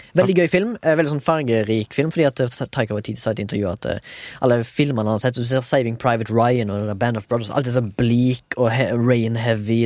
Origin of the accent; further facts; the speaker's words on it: Haugesund, Rogaland, Norway; Jeg er fra Haugesund